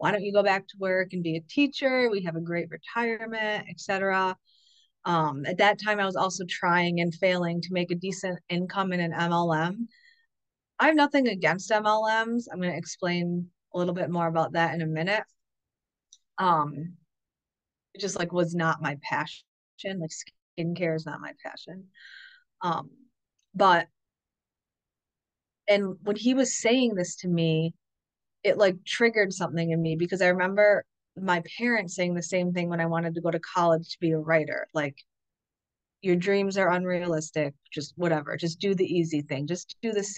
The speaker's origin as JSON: {"language": "English", "region": "upstate New York", "country": "United States", "said": "we were moving back here to where we're from, which is in upstate New York"}